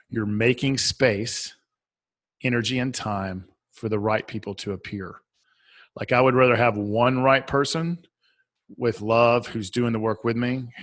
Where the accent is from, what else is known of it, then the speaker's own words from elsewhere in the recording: Southern United States, United States; accent: Southern; I'll spell it for my Southern accent